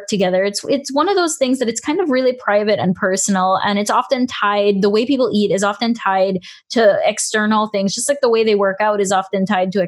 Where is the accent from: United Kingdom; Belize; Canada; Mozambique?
Belize; I'm from Belize, and one of our main staples in Belize, we've got rice and beans